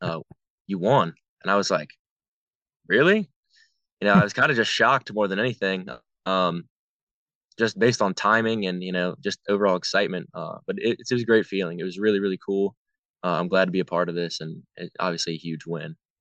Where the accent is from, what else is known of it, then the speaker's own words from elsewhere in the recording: Virginia, United States; growing up in Virginia